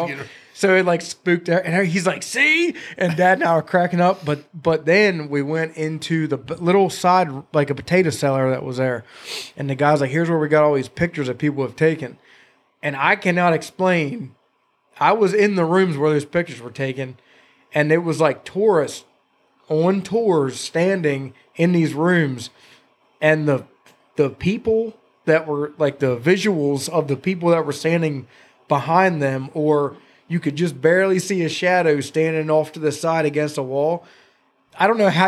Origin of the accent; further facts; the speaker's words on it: New Windsor, Maryland, United States; now in Gettysburg, United States; I grew up in New Windsor, Maryland